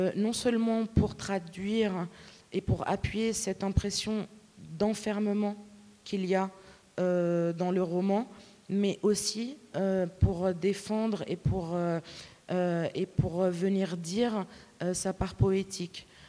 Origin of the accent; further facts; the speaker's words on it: Lebanon; first language Arabic; French is a second language; moved away; quand je retourne au Liban ou euh, quand je mélange des petits mots de français avec euh, mes proches qui parlent arabe